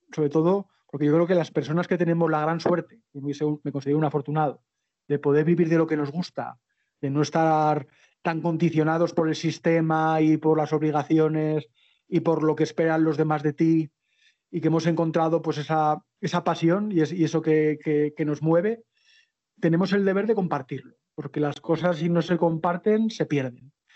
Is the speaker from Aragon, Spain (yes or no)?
yes; Zaragoza, Aragon, Spain; moved away as an adult; soy de Zaragoza